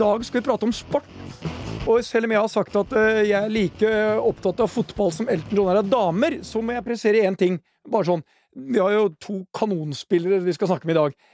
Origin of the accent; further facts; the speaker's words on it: Norway; Jeg er stolt som nordmann